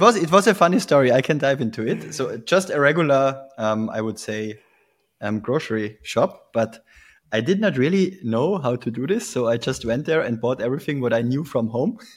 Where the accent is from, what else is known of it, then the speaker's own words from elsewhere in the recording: Tyrol, Austria; moved away as an adult; also born or lived in Vienna, Austria; I'm originally from Tirol, Austria.